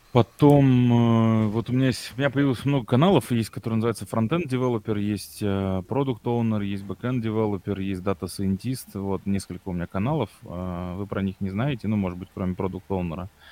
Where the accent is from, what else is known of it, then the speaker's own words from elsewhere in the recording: Tomsk, Tomsk Oblast, Russia; now in Moscow, Russia; я же сам из Томска